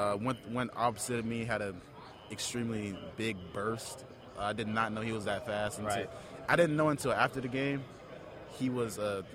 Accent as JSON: {"language": "English", "region": "Georgia", "country": "United States", "said": "we're both from Georgia, so I've known him ever since high school."}